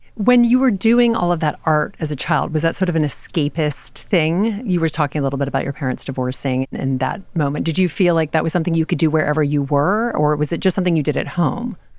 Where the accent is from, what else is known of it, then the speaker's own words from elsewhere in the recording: Louisiana, United States; moved away; I grew up in Louisiana.